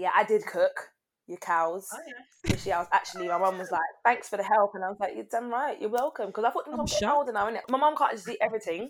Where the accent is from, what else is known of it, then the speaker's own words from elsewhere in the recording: Barbados; we're from Barbados